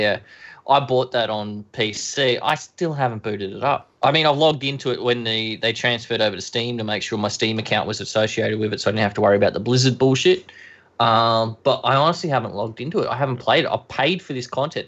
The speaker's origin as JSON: {"language": "English", "region": "Queensland", "country": "Australia", "said": "I'm from Queensland"}